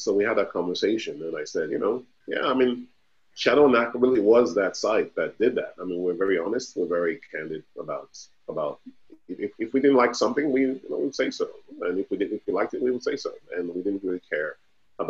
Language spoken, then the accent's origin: English; Nigeria; I am Nigerian